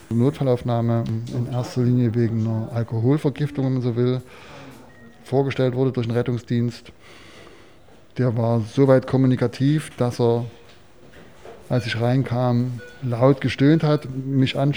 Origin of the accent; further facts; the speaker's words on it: Chemnitz, Saxony, Germany; ich komme aus Karl-Marx-Stadt, aus Reichenbrand, aus, aus Chemnitz